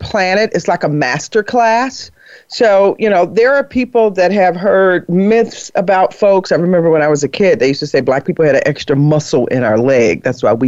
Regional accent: Harvey, Illinois, United States; I'm just from Harvey, Illinois

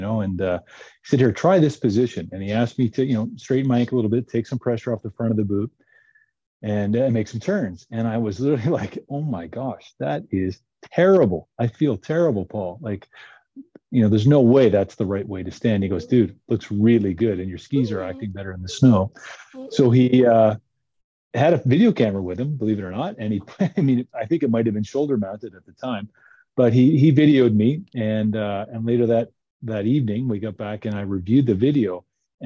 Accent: Nova Scotia, Canada; I came from Nova Scotia and small ski hills

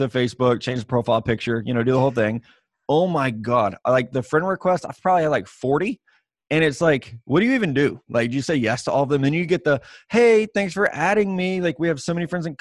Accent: Midwest, United States; we're from the Midwest

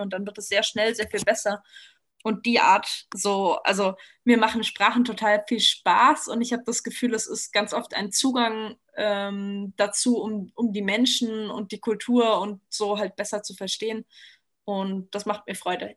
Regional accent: Saxony, Germany; first language German; moved away as an adult; now in Tyrol, Austria; ich bin zum Beispiel in Sachsen groß geworden

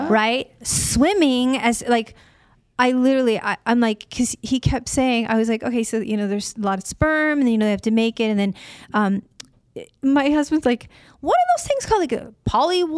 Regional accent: Illinois, United States; now in California, United States; I was raised in Illinois

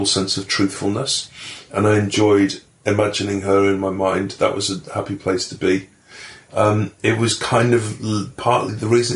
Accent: Manchester, North West England, United Kingdom; when I was growing up in Manchester in the 70s

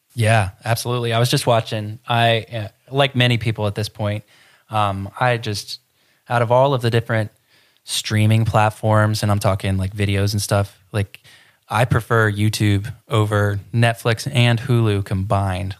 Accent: Ohio, United States; now in Florida, United States; I grew up in Ohio

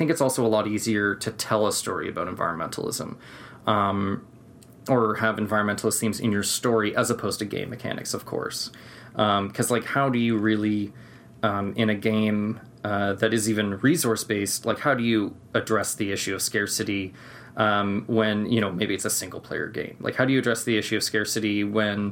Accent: Canada; I'm from Canada

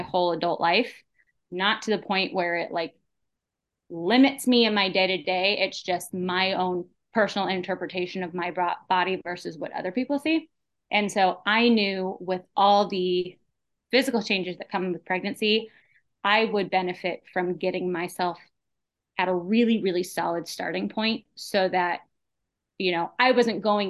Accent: 40 minutes outside of San Francisco, Northern California, United States; moved away; born and raised in California, Northern California. 40 minutes outside of San Francisco.

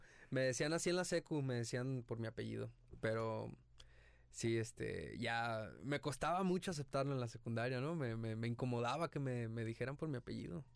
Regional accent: Ixtlán del Río, Nayarit, Mexico; moved away as an adult; also born or lived in Tepic; now in Guadalajara, Mexico; De Islán del Río Nayarit, nací en Tepic, pero viví toda mi vida

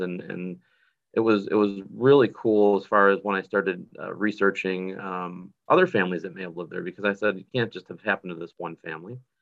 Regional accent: North Tonawanda, New York, United States; in my hometown in North Tonawanda, New York

